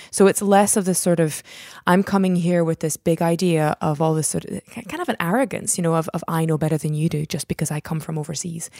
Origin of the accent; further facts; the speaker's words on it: Scotland, United Kingdom; also born or lived in United States / Netherlands; I was born in the States. My mom's from Belgium. We lived in the Netherlands until I was about eight or so, and then we came over here. So we've been in Scotland for the best, most part of my life